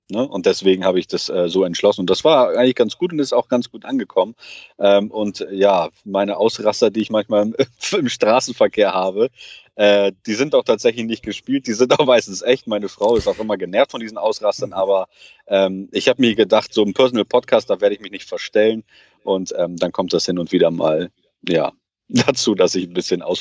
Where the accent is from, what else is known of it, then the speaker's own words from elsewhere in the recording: Portugal; Also ich selber bin Portugiese